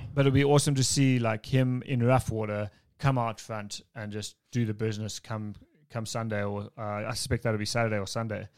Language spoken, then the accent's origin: English; South Africa; as a South African